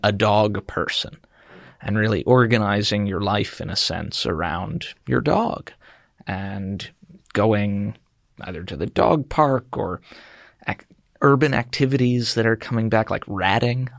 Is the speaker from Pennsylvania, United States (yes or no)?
yes; Chester County, Pennsylvania, United States; I'm from Chester County, Pennsylvania